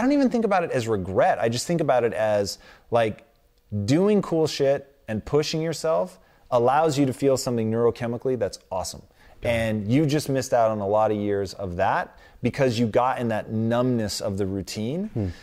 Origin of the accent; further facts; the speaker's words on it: Tacoma, Washington, United States; I grew up in Tacoma, Washington